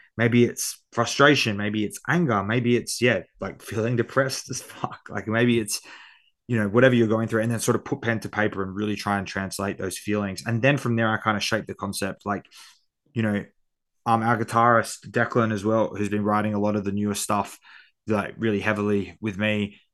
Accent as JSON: {"language": "English", "town": "Perth", "region": "Western Australia", "country": "Australia", "tie": "born or raised there", "accent": "Australian", "said": "my hometown because I feel like Perth gets overlooked"}